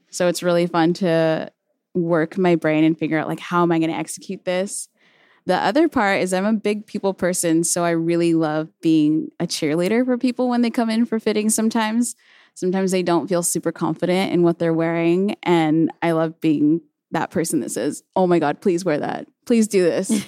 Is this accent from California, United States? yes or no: yes; Chino, California, United States; also born or lived in Pomona, California; I was born and raised in Chino, California, but I often say Pomona 'cause I feel like that's the city that raised me up.